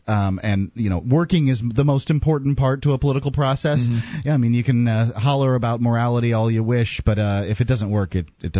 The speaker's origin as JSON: {"language": "English", "region": "New Hampshire", "country": "United States", "said": "I'm originally from New Hampshire."}